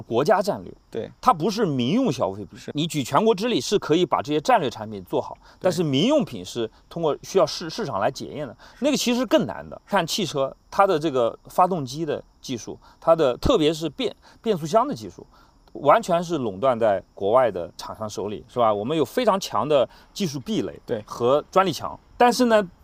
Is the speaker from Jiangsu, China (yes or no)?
yes; Nantong, Jiangsu, China; moved away; 我的老家是南通